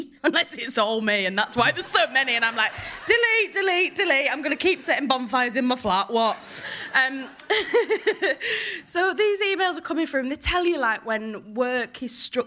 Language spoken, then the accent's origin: English; Hull, Yorkshire and the Humber, United Kingdom; now in London, United Kingdom; you might be able to tell from my accent, I come from Hull